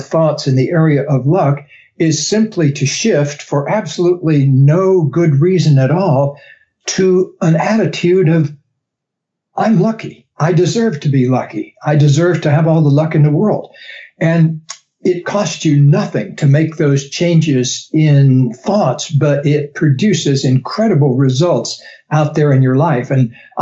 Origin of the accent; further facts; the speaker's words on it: the South, United States; I grew up in the South where people have some unusual names like Gaylord and Beauregard